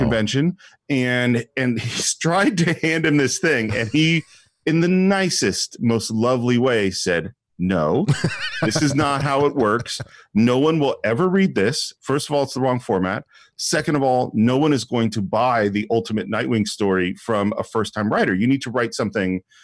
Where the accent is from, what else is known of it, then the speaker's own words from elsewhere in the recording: San Francisco Bay Area, California, United States; moved away as an adult; now in Los Angeles, United States; the influence of growing up in the San Francisco Bay Area is huge on me.